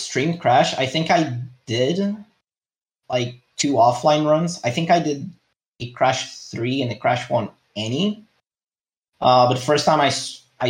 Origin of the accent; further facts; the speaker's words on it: Madeira, Portugal; I am from Portugal, more specifically from one of the islands called Madeira